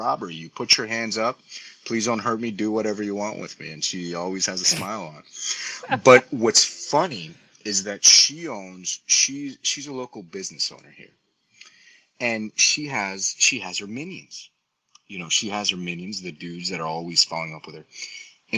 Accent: Colombia; moved away; I'm Latino. I'm originally from Colombia

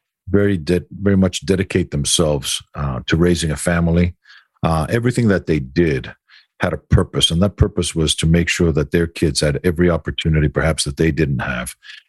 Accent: Greece; moved away; growing up in Greece

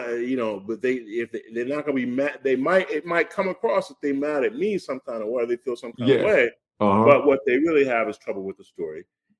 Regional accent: Midwest, United States; now in New York, United States; I grew up in the Midwest. I went to school in Chicago. I arrived in Chicago the year that Jordan arrived in Chicago.

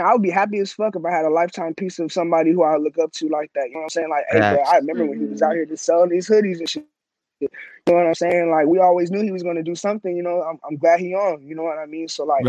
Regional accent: Glendale, Arizona, United States; I grew up on 52nd Avenue in Maryland. Yeah, right there next to Rose Lane. I've lived in Glendale, like, my whole entire life.

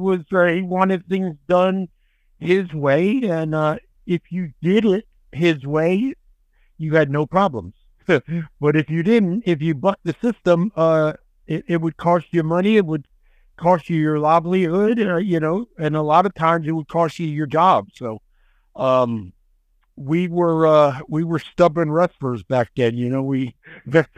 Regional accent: New Jersey, United States; I was born and raised in New Jersey

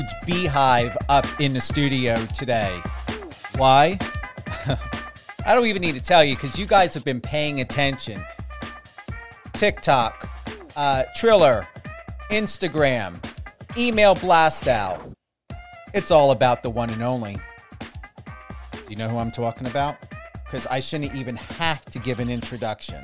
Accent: New Jersey, United States; accent: Jersey; I'm from Jersey.

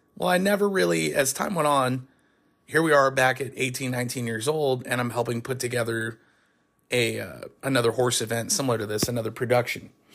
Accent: Shingle Springs, California, United States; down the street from where I grew up in Shingle Springs, California.

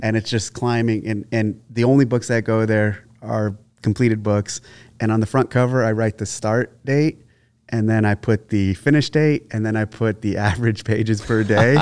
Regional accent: San Jose, California, United States; I was originally born in San Jose, Sa-, San Jose, California

